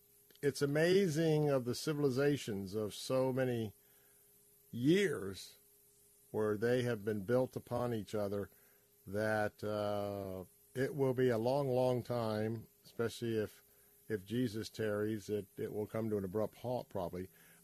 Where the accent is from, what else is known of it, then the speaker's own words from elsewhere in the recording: Tampa, Florida, United States; I grew up in the West Tampa area